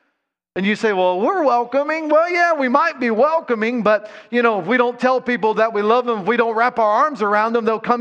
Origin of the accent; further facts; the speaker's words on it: Ohio, United States; I'm from Ohio